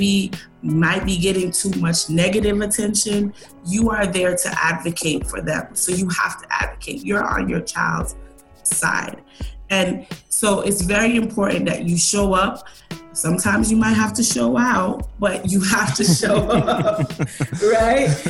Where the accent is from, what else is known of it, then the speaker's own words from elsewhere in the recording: Jamaica; I'm Jamaican